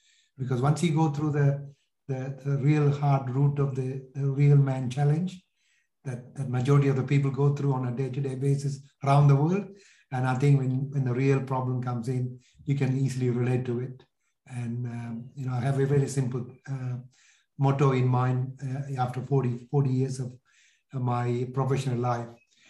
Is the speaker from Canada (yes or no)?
no; Sri Lanka; English is a second language; moved away as an adult; also born or lived in London, United Kingdom; So if you get it from my accent, which is sort of lost over a period of time, I'm originally from Sri Lanka. I was born in Sri Lanka, left at the age of 18 after finishing my secondary school, and went to London, did my degree there